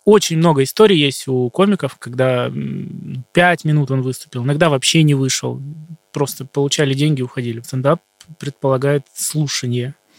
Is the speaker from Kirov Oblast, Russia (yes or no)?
no; Shadrinsk, Kurgan Oblast, Russia; moved away; Я из Шадринска, это из Курганской области, маленький город